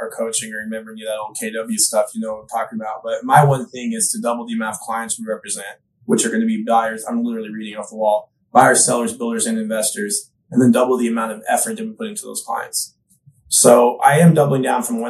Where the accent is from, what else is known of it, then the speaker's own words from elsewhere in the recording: Austin, Texas, United States; also born or lived in New York; now in Nashville, United States; I grew up in Austin, Texas area